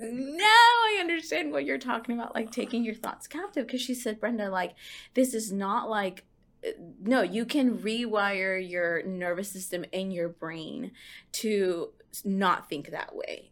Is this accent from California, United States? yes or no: no; Houston, Texas, United States; also born or lived in Lubbock, Texas; I grew up in Houston